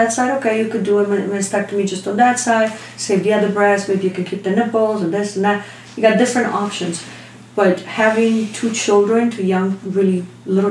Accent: Italy; moved away; I'm born in a little town in Italy

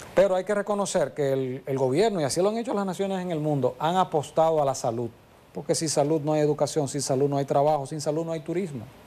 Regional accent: Santiago de los Caballeros, Santiago, Dominican Republic; todos somos aquí de Santiago

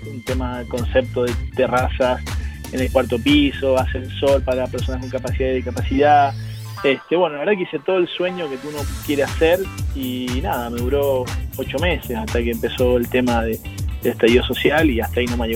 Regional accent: Argentina; now in Chile; por la cantidad de años que tengo y por la cantidad de, de experiencia, soy más chileno que argentino.

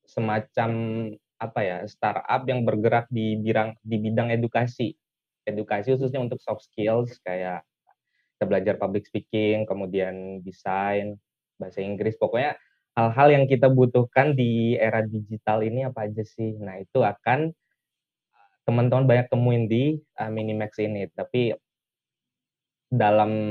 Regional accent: Bima, West Nusa Tenggara, Indonesia; Saya asalnya dari Bima, Nusa Tenggara Barat.

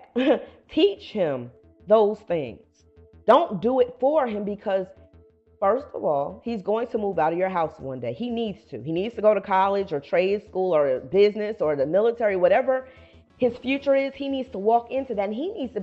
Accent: Paterson, New Jersey, United States; moved away as an adult; now in Atlanta, United States; I come from Paterson, New Jersey

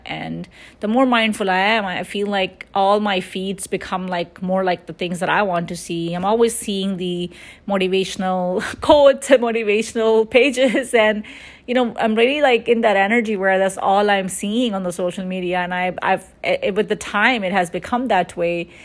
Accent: New York, United States; growing up in New York

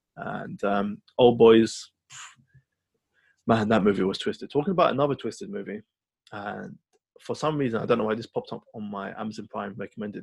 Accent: London, United Kingdom; my hometown is represented in here, Camden Town

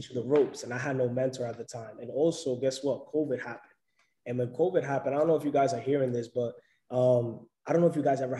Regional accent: New York City, New York, United States; also born or lived in Providence; I'm originally from New York City

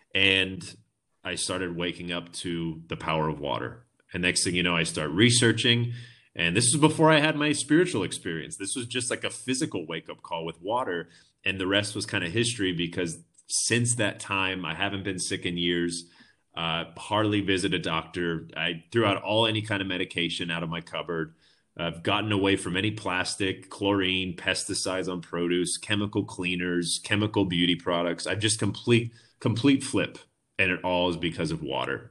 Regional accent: Orange County, California, United States; moved away as an adult; now in Vista, United States; I grew up in Orange County my whole life.

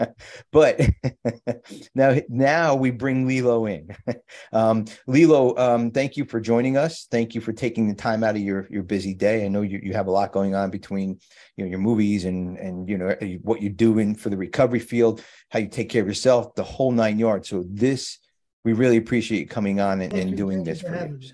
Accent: New Jersey, United States; I'm from Jersey

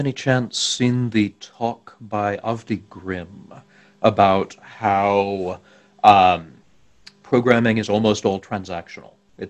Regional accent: Texas, United States; it turns out I'm from the South, too. I mean, Texas

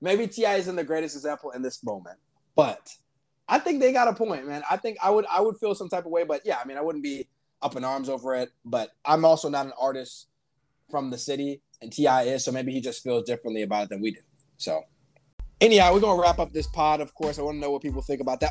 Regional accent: Miami, Florida, United States; I'm from Miami

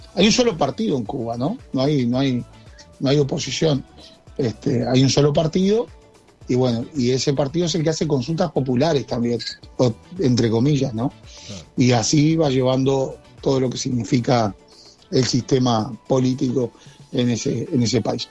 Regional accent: Uruguay; acá en Uruguay

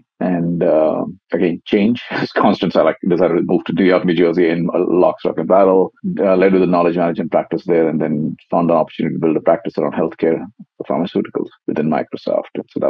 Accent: India; I grew up in India. You were saying earlier, my father was in the Air Force, so we traveled a lot.

